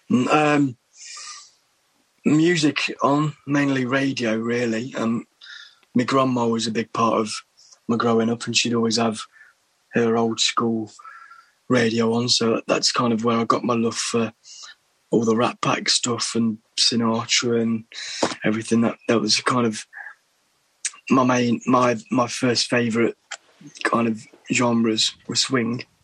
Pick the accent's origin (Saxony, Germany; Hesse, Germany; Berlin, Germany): Berlin, Germany; born there; Hence, why I was born in Berlin. Actually, I was